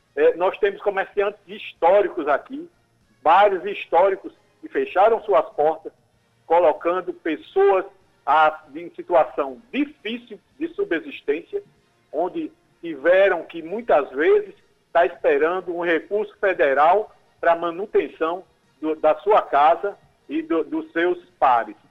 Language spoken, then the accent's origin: Portuguese; Cabedelo, Paraíba, Brazil